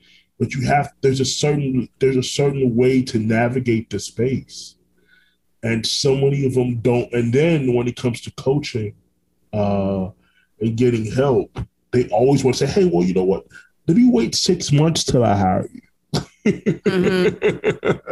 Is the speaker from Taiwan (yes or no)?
no; Orlando, Florida, United States; also born or lived in Brooklyn, New York; I was raised in Orlando, Florida, which I still live here now